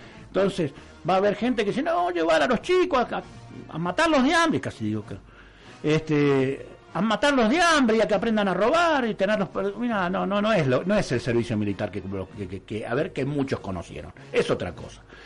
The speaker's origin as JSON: {"language": "Spanish", "country": "Argentina", "said": "nosotros somos Argentina"}